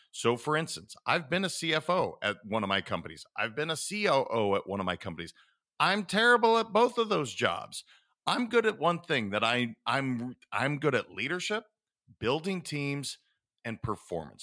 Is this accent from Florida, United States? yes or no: no; Montana, United States; I was raised in Montana